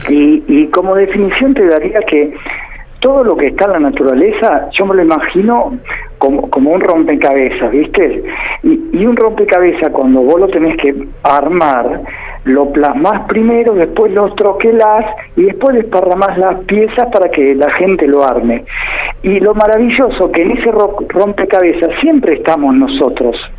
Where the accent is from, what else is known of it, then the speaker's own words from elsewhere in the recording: El Calafate, Santa Cruz, Argentina; moved away as an adult; now in Buenos Aires, Argentina; yo en realidad soy del Calafate, ¿está bien? Y toda mi vida la trabajé en el Calafate